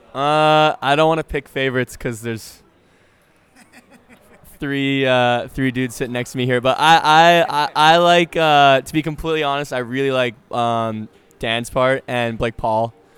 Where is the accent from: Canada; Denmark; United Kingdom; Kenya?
Canada; I played hockey because I'm Canadian